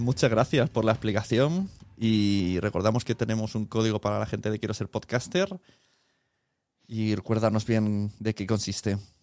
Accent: Spain; como español

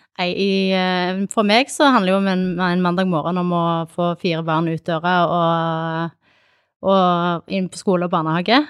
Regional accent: Kilsund, Agder, Norway; also born or lived in Sandnes / Arendal; now in Tromøy, Norway; Opprinnelig så er jeg fra Sandnes. Jeg flytta til Sørlandet da jeg var ni. Jeg eh, bodde i Kilsund egentlig i oppveksten

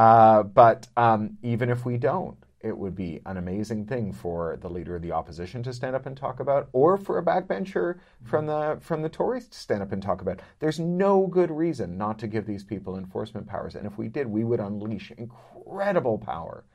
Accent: Canada; as a Canadian

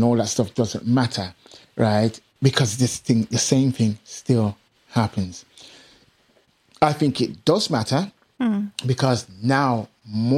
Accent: Birmingham, West Midlands, United Kingdom; accent: Caribbean; also born or lived in Jamaica / San Diego; I'm from Handsworth. We had top Handsworth and bottom Handsworth

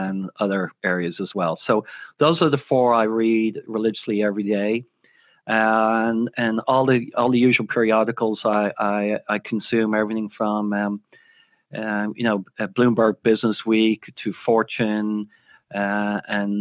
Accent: Ireland; growing up in Ireland.

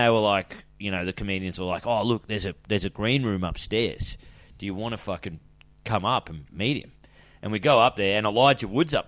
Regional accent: Boomi, New South Wales, Australia; I'm from a place called Boomai. You know, only 50 people in the town

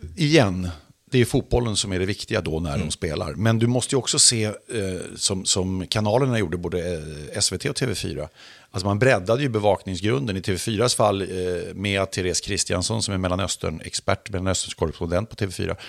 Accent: Sweden; uppvuxen i Sverige som svensk medborgare

